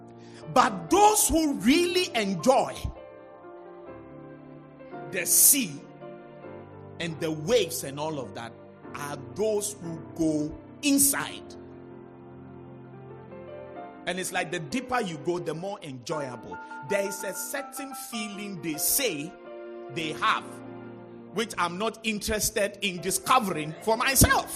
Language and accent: English; Accra, Greater Accra, Ghana; I was born in La, and that's where I grew up.